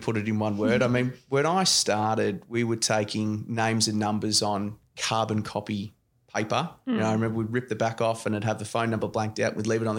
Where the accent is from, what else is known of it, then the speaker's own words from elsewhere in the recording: Melbourne, Victoria, Australia; I grew up in, as you said, Stonington, Boroondara, sort of era. I grew up in Canterbury. I went to school at De La Salle in Malvern